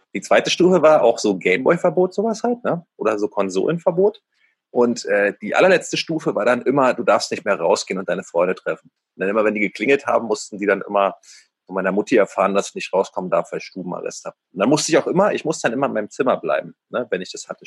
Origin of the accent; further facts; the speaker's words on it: Berlin, Germany; Also ich bin ja in äh, Ostberlin aufgewachsen, aber direkt äh, in Mitte an der Grenze zu Westberlin